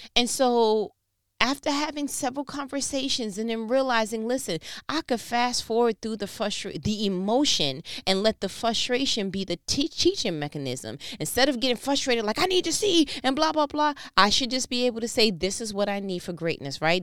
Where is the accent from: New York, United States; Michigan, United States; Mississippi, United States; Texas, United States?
New York, United States; I'm from New York